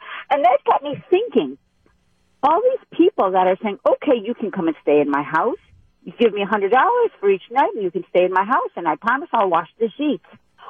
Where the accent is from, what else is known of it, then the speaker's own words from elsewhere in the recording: Milwaukee, Wisconsin, United States; now in Illinois, United States; I'm from Milwaukee, born and raised.